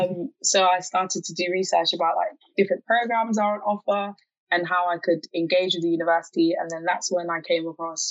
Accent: Ghana; I'm from Ghana. That's my native country. That's where my parents are from.

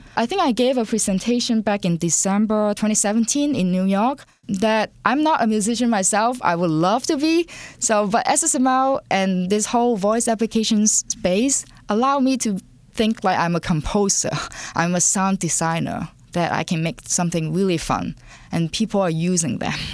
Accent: Hong Kong; English is a second language; moved away; I was born and raised in Hong Kong, and English is my second language

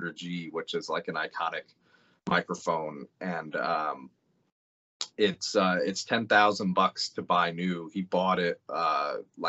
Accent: Glendale, Arizona, United States; I'm from Glendale, just outside of Phoenix

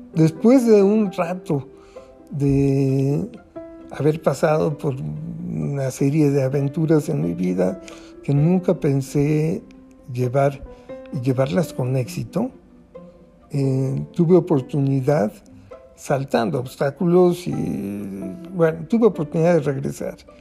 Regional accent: Mexico; como buen mexicano

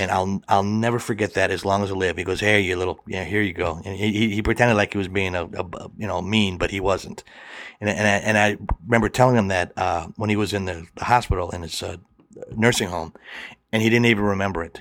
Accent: Milwaukee, Wisconsin, United States; I grew up in Milwaukee, which is about ninety miles from Chicago

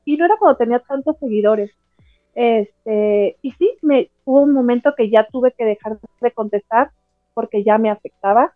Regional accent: Morelia, Michoacán, Mexico; yo soy de Morelia, ¿no? En Morelia, Michoacán

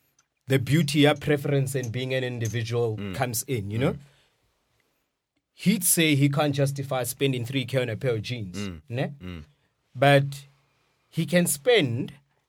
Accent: Rustenburg, North West, South Africa; I grew up in Rustenburg, but it's not different.

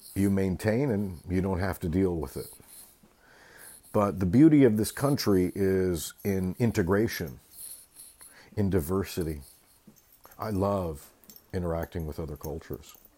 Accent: California, United States; I come from California and the West Coast

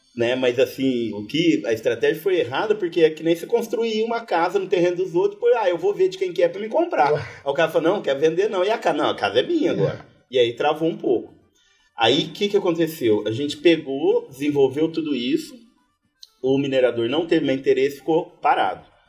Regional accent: Batatais, São Paulo, Brazil; moved away as an adult; also born or lived in Piauí / Pombal; now in Areia, Brazil; eu sou do interior de São Paulo, sou da cidade que chama Batatais, é perto de Ribeirão Preto, ali nordeste do estado de São Paulo.

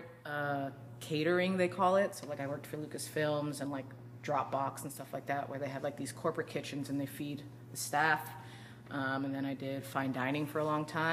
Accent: Marin County, California, United States; I grew up in Marin

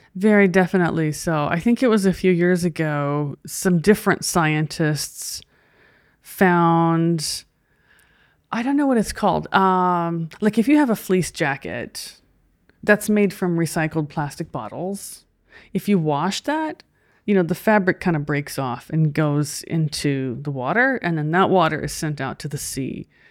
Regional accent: United States

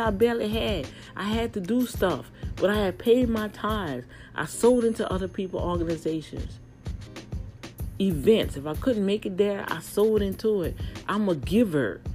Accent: New Orleans, Louisiana, United States; now in Texas, United States; my hometown, New Orleans

